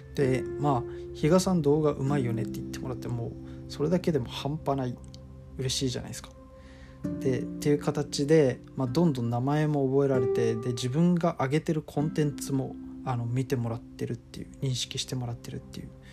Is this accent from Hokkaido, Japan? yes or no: no; Okinawa, Japan; moved away as an adult; also born or lived in Tokyo; 僕は沖縄県出身の、えー、24歳なんですが